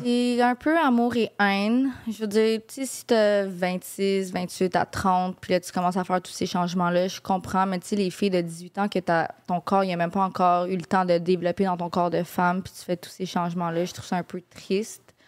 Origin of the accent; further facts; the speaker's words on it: Montreal, Quebec, Canada; j'ai grandi à Verdun. Donc, vraiment dans le ghetto